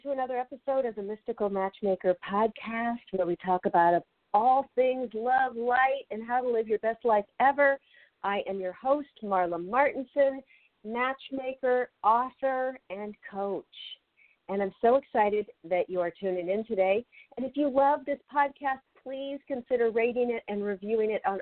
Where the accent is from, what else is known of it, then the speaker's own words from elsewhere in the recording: Seattle, Washington, United States; moved away; also born or lived in Los Angeles / Chicago; I grew up in Seattle, Washington, lived in Los Angeles.